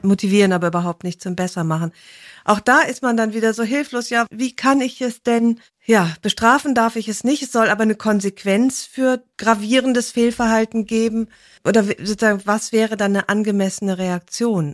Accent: Rhineland, Germany; ich bin ja Rheinländerin

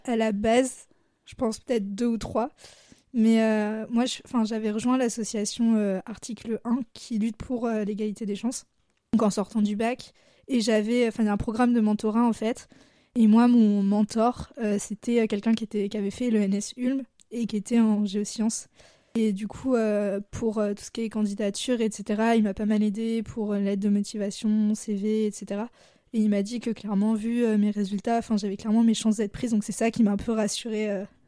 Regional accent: Blois, Centre-Val de Loire, France; moved away as an adult; also born or lived in Lyon; now in Grenoble, France; j'ai grandi à Blois, qui est une ville entre, euh, Tours et Orléans

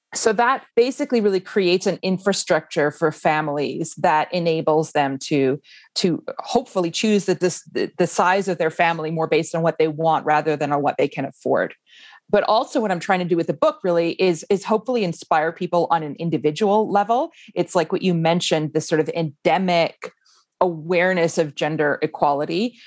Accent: Canada; moved away as an adult; now in Iceland; I grew up in Canada

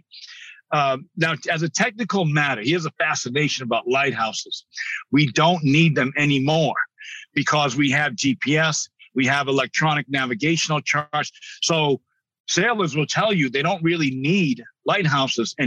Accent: New Bedford, Massachusetts, United States; I grew up in New Bedford, Massachusetts

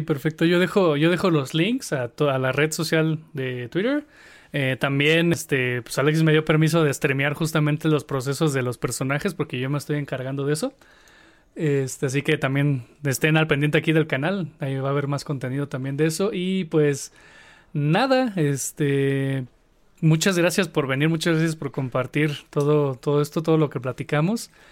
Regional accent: Mexico; somos los mexicanos

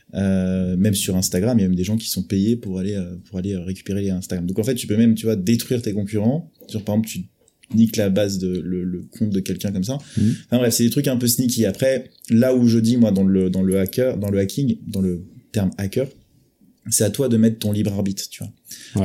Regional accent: France; accent: French; Avec mon vieil accent français

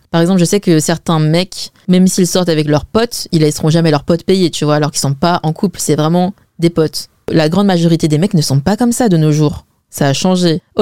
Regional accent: Zhejiang, China; perso, je suis chinoise et en plus, je suis chinoise Wen. Donc ça me choque pas tant que ça de voir ce témoignage, car en fait c'est ce que je vois en général autour de moi. En fait, chez les WEN, c'est toujours les mecs qui payent.

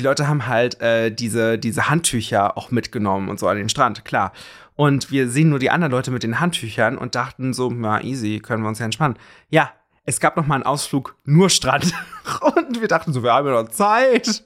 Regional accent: Germany; bei uns in Deutschland

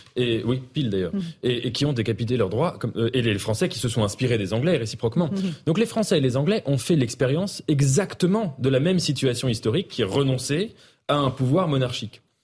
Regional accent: France; en tant que Français

